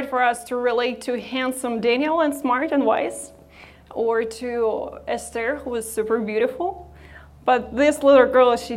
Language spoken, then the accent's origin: English; Odesa, Odesa Oblast, Ukraine; moved away as an adult; I come from Ukraine and was born and raised there